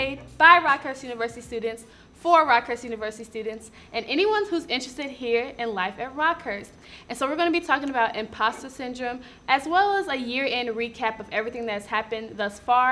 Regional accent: St. Louis, Missouri, United States; I'm originally from St. Louis, Missouri

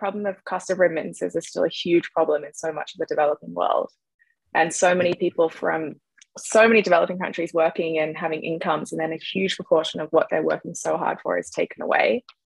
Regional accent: Australia; I grew up in Australia and the name's from Ireland originally. My ancestors on that side came from Ireland in like 1894, I think.

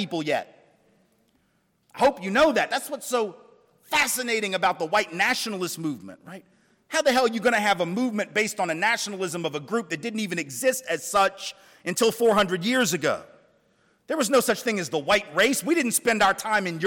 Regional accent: the South, United States; I'm from the South, lived in the South all my life

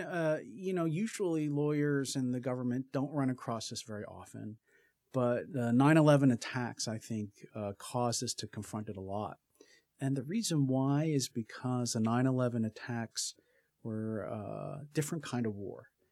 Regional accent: Philadelphia, Pennsylvania, United States; moved away as an adult; also born or lived in Berkeley, California; I grew up in Philadelphia and went to school on the East Coast

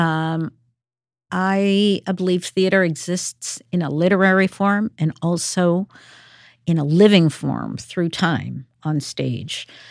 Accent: Peru; moved away; I'm from Peru

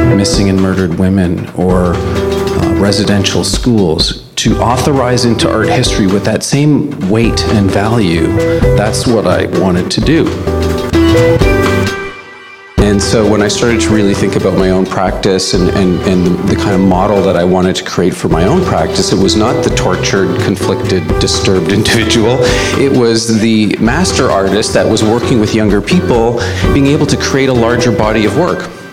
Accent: Winnipeg, Manitoba, Canada; now in Toronto, Canada; I'm Cree. I'm from Winnipeg. I've uh, been living in uh, Toronto for about 30 years

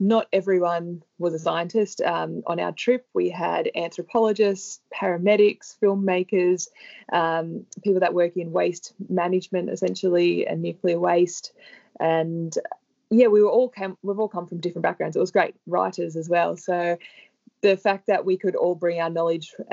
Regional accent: Sydney, New South Wales, Australia; I grew up in Sydney

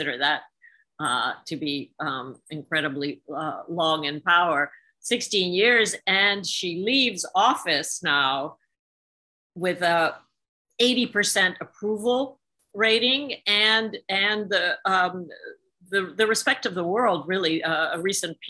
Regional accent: Hungary; moved away; I grew up in Soviet-occupied Hungary

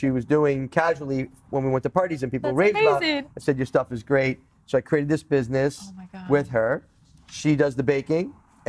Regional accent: East Coast, United States; growing up in the East Coast, you know, if you're tall, if you're short, if you're fat, you're going to get it

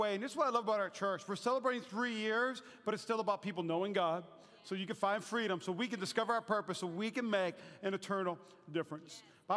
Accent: North Dakota, United States; moved away; my home state, North Dakota

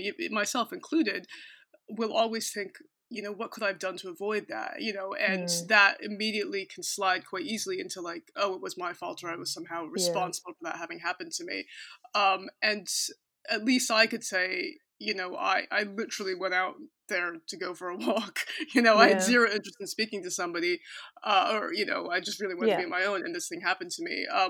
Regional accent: United States; moved away as an adult; also born or lived in Cork; now in London, United Kingdom; I'm American

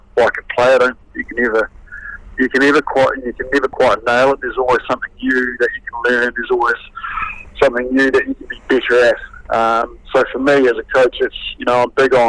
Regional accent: New Zealand; as a young kid growing up in New Zealand

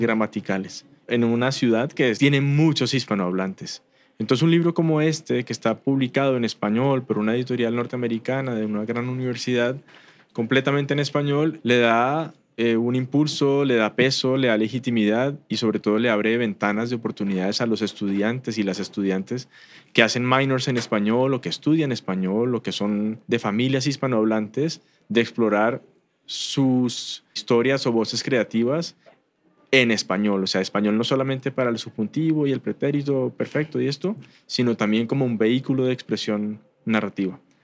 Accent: Bogotá, Colombia; now in Austin, United States; De Bogotá, Colombia.

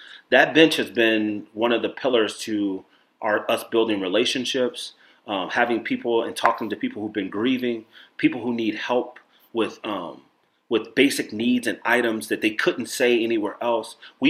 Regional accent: Chicago, Illinois, United States; also born or lived in Nebraska / New York; since I'm from Chicago to New York, or Chicago to Nebraska to New York

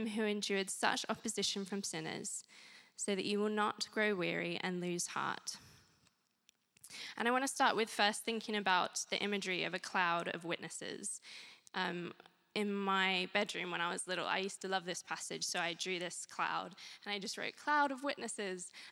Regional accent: Australia; moved away as an adult; now in Guildford, United Kingdom; I'm originally from Australia

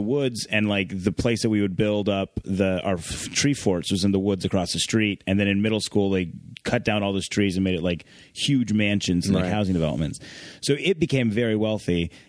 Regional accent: Sammamish, Washington, United States; my hometown of Sammamish is now very wealthy.

